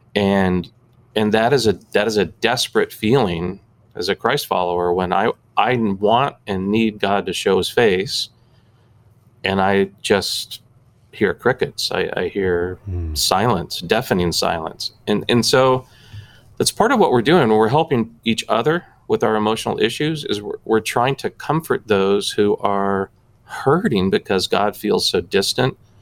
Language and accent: English; Southern California, United States; also born or lived in Oklahoma; I grew up, uh, born and raised in Southern California, with the exception of two years uh, in middle school